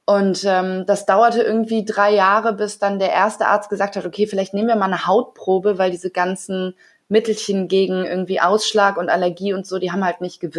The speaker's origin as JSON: {"language": "German", "town": "Bonn", "region": "North Rhine-Westphalia", "country": "Germany", "moved": "as an adult", "lives_now": "Hamburg, Germany", "said": "Also ich bin ähm, seit gestern 33 und bin vor acht Jahren von äh, vom schönen Bonn nach Hamburg gezogen und habe äh, mein Schauspielstudium hier gemacht"}